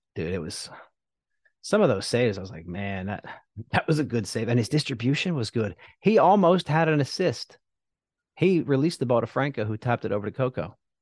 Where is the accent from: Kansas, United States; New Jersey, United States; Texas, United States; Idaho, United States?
New Jersey, United States; I'm from South Jersey